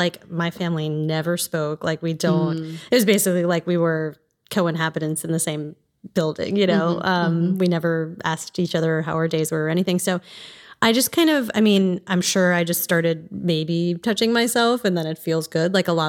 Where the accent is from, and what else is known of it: East Coast, United States; born or raised there